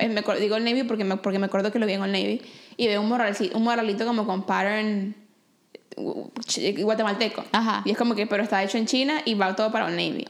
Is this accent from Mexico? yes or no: no; Venezuela; now in Vancouver, Canada; soy de Venezuela, amo las arepas